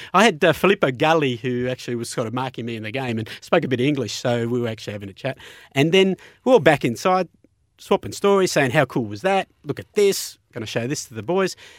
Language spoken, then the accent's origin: English; Melbourne, Victoria, Australia; I was from Melbourne